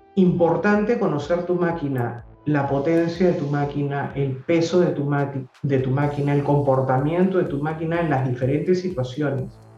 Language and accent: Spanish; Lima, Peru; also born or lived in Miraflores, Lima; yo nací en Surco